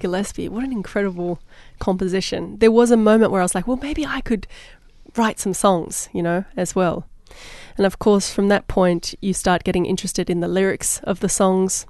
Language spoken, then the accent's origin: English; Australia; moved away; I'm Australian